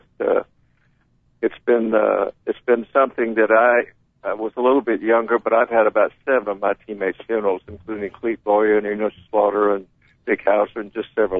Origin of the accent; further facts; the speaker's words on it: Sumter, South Carolina, United States; moved away as an adult; the New York Yankees had a farm club that had spring training in my hometown of Sumter